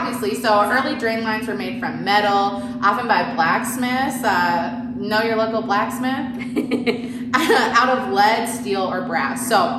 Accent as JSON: {"language": "English", "region": "Minnesota", "country": "United States", "moved": "yes", "lives_now": "Southern California, United States", "said": "I'm from Minnesota"}